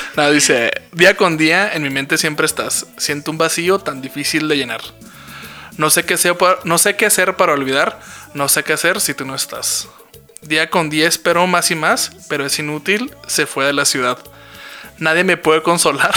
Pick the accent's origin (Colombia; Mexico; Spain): Mexico; Parral, Chihuahua; Yo nací en Parral